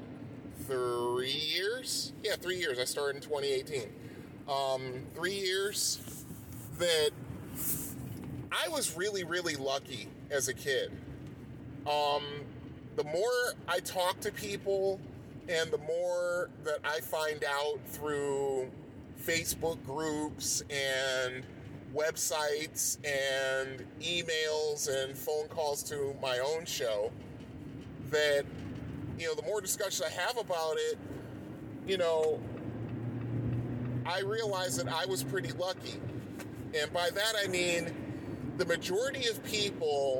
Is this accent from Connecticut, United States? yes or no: yes; Bridgeport, Connecticut, United States; growing up in Bridgeport, Connecticut